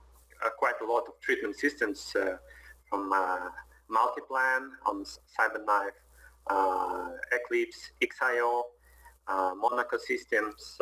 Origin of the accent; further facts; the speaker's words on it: Moscow, Russia; I'm from Moscow, Russia.